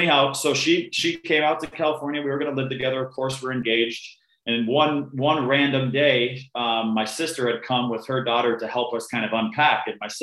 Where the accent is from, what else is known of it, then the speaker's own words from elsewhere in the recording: Canada; also born or lived in Arizona, United States; I was born in a small town in Arizona, and we immediately shot up to Canada, where my younger sister was born. My mom is full Canadian.